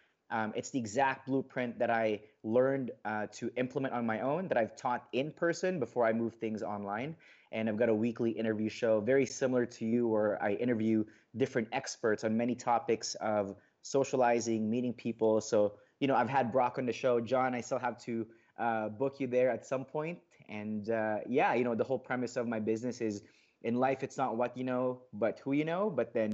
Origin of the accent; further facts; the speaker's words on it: Philippines; English is a second language; moved away; also born or lived in Saudi Arabia; I grew up in a culture, you know, both in the Philippines and in, growing up in the Middle East, like both are very, you know, like conservative, cultures. Like I remember living in Saudi